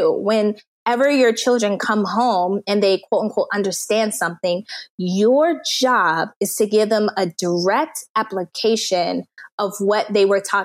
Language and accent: English; United States; moved away as an adult; also born or lived in Turkmenistan / South Korea; I'm an American